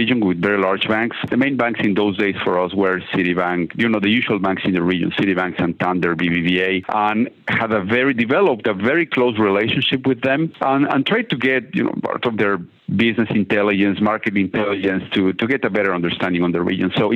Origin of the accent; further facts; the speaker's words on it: Mexico; moved away; I'm originally from Mexico, very large city